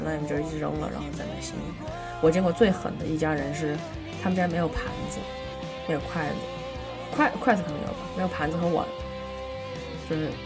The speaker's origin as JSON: {"language": "Chinese", "country": "China", "moved": "yes", "said": "我们中国人还是讲究过这个中国年"}